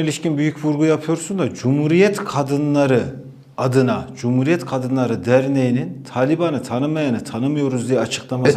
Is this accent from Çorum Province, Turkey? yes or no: yes; Çorum, Çorum Province, Turkey; Ben Çorumluyum. Çorum'u da iyi bilirim